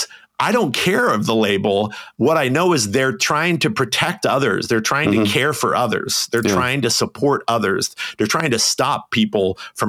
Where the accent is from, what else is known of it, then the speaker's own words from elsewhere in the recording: United States; I'm a white male growing up in the United States